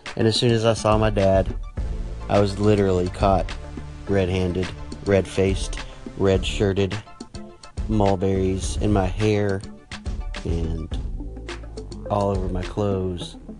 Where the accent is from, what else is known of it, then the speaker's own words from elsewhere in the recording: Texas, United States; me growing up in Texas